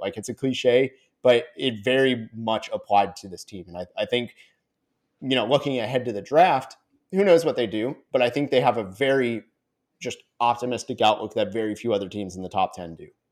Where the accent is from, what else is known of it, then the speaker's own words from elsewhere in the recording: Orlando, Florida, United States; I'm from Orlando